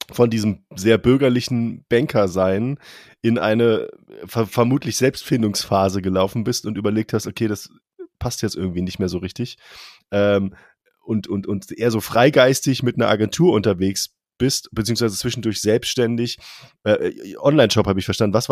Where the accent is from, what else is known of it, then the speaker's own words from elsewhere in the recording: Bochum, North Rhine-Westphalia, Germany; Als Bochumer muss ich … sagen.